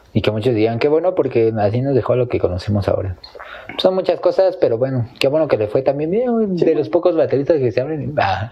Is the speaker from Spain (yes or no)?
no; Mexico; Como mexicanos